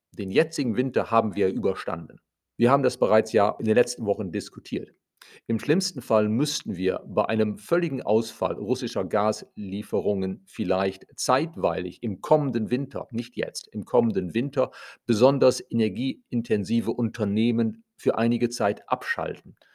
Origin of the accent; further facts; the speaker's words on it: Germany